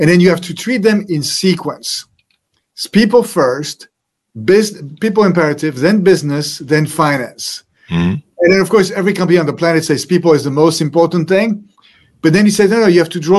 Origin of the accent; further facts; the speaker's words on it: France; moved away; So I was born in France, century, and I grew up in a happy family. I had three brothers, studied in France